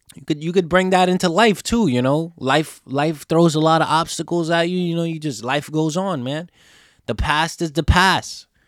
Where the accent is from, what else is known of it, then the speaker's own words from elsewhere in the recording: New York, United States; I'm from New York